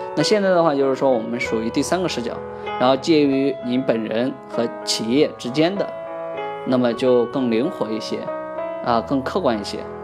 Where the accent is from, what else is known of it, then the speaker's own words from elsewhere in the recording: China; 我们中国人就是太多了，十三亿人啊